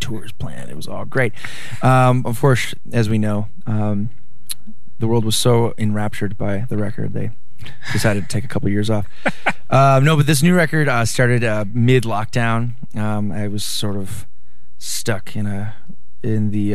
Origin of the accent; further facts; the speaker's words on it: La Crosse, Wisconsin, United States; growing up in my hometown of La Crosse, Wisconsin